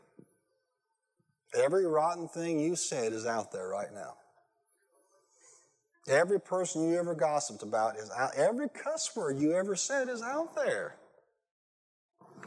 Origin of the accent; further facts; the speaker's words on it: United States; I was a clueless American